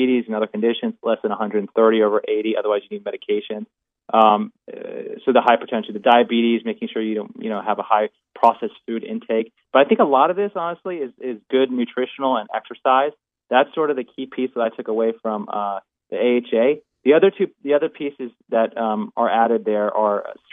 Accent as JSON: {"language": "English", "region": "Florida", "country": "United States", "tie": "born or raised there", "also_born_or_lived": "Louisiana", "moved": "yes", "said": "I grew up in Florida. I went to school in Louisiana"}